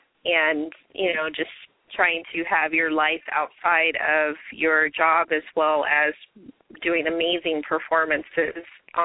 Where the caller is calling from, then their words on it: Riverside, California, United States; I'm calling from Riverside, California.